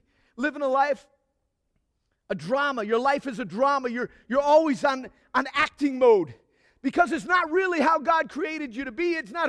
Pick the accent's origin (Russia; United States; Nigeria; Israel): Nigeria; Now, some of y'all know that I grew up in Nigeria. And I was growing up in Nigeria and learning the culture. I was basically a Nigerian.